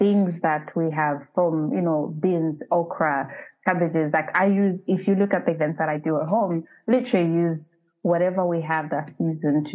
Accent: Zambia; moved away; I'm uprooted from Zambia.

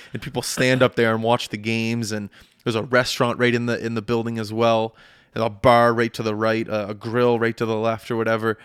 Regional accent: Canada; I'm back home in Canada

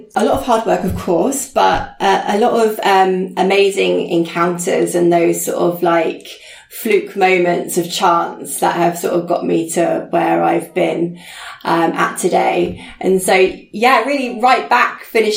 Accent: Chichester, South East England, United Kingdom; also born or lived in Beaconsfield; my hometown in Chichester

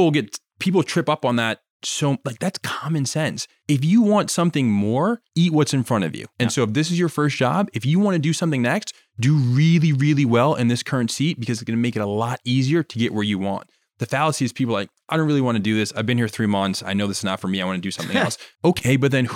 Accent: Jamaica; But again, I'm Jamaican, and to know that Jamaica is a pretty small island

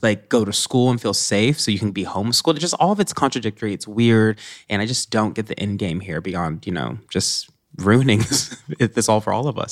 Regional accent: Nashville, Tennessee, United States; moved away; a place I grew up in Green Hills

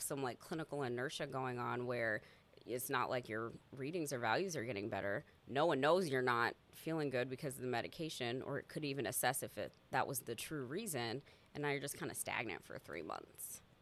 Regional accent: Des Moines, Iowa, United States; I'm from Des Moines and I've grown up here, born and raised.

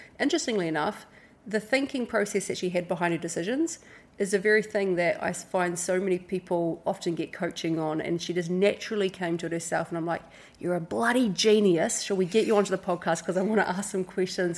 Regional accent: Hawke's Bay, New Zealand; moved away as an adult; now in Indonesia; We grew up in Hawke's Bay, New Zealand, came over to Indonesia.

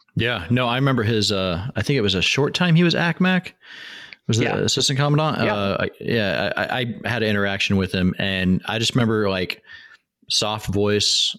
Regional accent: Washington, United States; moved away as an adult; I'm from Washington State

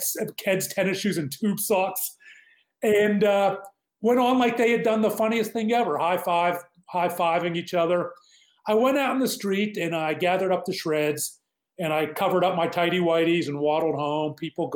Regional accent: Pittsburgh, Pennsylvania, United States; I'm a boomer. Growing up in Pittsburgh

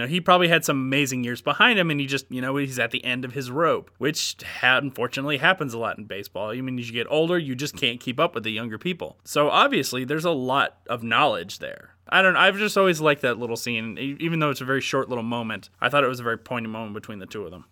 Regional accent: Atlanta, Georgia, United States; also born or lived in Cumming, Georgia; I'm still a very large Atlanta Braves fan, given that we grew up in Atlanta

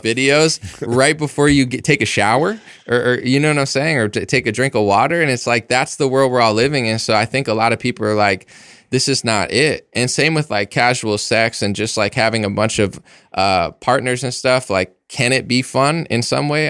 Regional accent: United States; I'm an American

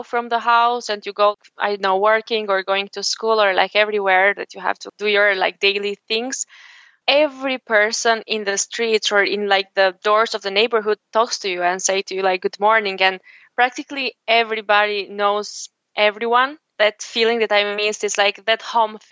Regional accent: Berat, Berat County, Albania; moved away as an adult; now in Dublin, Ireland; I've been born and raised in Albania and specifically in Berat.

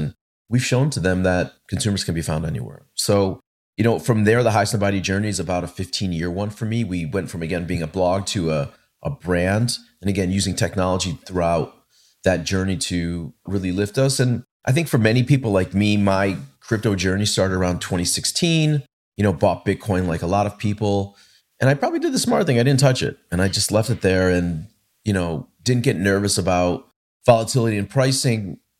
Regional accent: Hartford, Connecticut, United States; also born or lived in Boston; what I was experiencing in my hometown in Hartford and in Boston when I went to university.

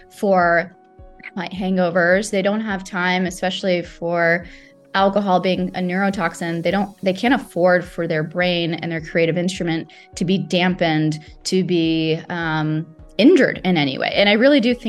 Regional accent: Saudi Arabia; moved away; I grew up in Saudi Arabia

